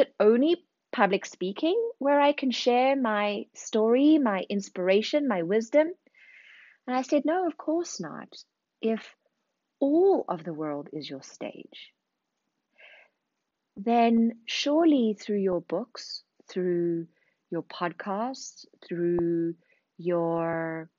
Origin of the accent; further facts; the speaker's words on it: South Africa; moved away as an adult; also born or lived in Zimbabwe / London, United Kingdom; now in Paris, France; I was born in Zimbabwe, raised in South Africa, spent 10 years in London before moving to Paris 5 years ago